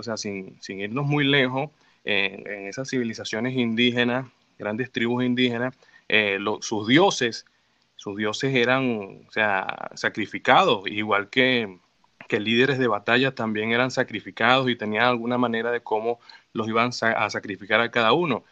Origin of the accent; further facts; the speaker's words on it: Venezuela; now in Mexico; yo llegué con las ideas de Venezuela a cómo se vivía allá